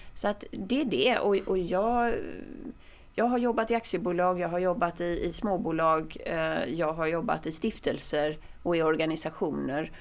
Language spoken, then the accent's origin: Swedish; Sweden; jag är svensk